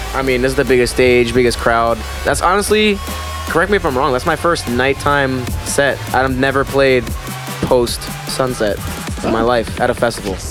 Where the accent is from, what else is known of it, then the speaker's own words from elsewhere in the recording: Pennsylvania, United States; I'm from Pennsylvania